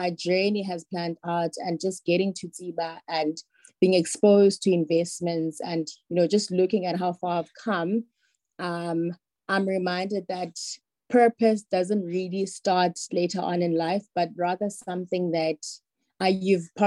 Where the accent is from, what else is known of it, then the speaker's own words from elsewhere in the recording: Cape Town, Western Cape, South Africa; I was born in the Eastern Cape and came to Cape Town when I was about 2 years old, and I've lived with my parents since